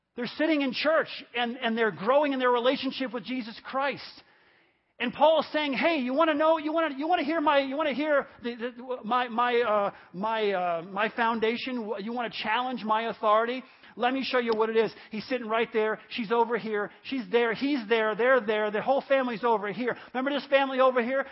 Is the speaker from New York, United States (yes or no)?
yes; New York, United States; the apartment complex I grew up in New York